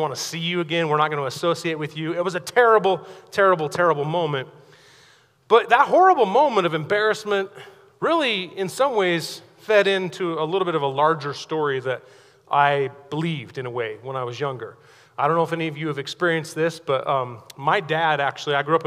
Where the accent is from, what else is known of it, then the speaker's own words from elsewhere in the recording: Pocatello, Idaho, United States; I grew up over in Pocatello